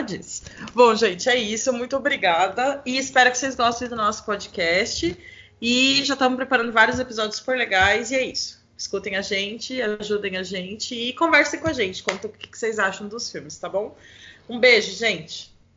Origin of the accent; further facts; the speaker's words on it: São Paulo, Brazil; eu sou aqui de São Paulo